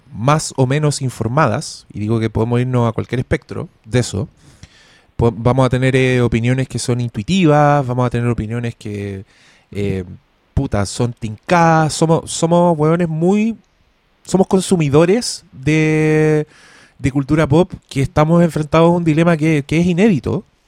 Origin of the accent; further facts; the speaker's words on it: Chile; soy chileno